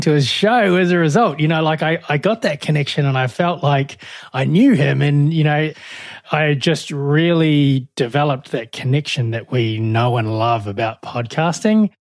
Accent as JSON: {"language": "English", "country": "New Zealand", "also_born_or_lived": "Melbourne, Australia", "moved": "as an adult", "said": "I'm from New Zealand originally, hence the, uh, the accent"}